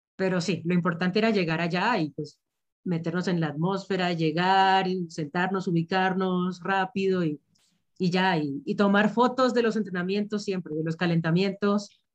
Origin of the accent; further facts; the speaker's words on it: Venezuela; also born or lived in Liverpool; now in Bogotá, Colombia; yo vivo en Bogotá, soy de Venezuela, pero vivo en Bogotá